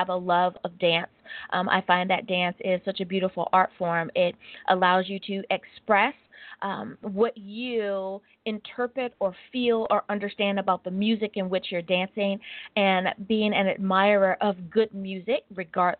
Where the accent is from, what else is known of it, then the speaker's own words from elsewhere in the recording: Hampton Roads, Virginia, United States; now in Long Beach, United States; I am originally from the Hampton Roads area of Virginia, so I am a Southerner. I live in Long Beach, California.